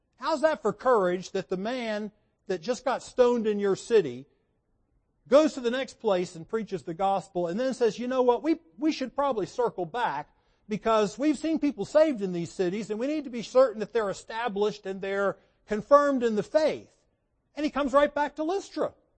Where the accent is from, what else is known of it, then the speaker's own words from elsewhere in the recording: United States; I grew up in America